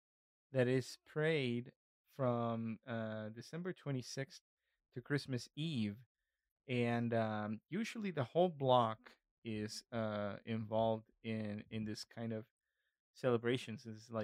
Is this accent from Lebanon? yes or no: no; Northeast Mexico, Mexico; I just wrote down the things that I experienced as a kid growing up in the northeast part of Mexico.